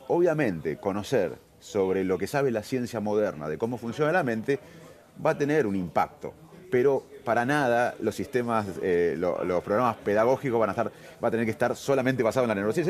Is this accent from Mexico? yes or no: no; Argentina; somos argentinos